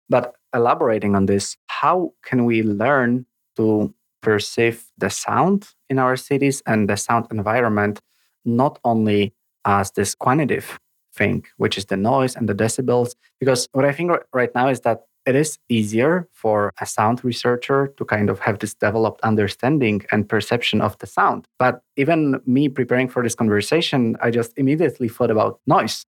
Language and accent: English; Poland; now in Copenhagen, Denmark; in my home country of Poland